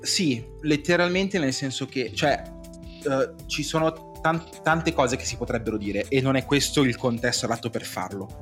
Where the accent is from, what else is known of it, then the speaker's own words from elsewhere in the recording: Cinisello Balsamo, Lombardy, Italy; sono di Cinisello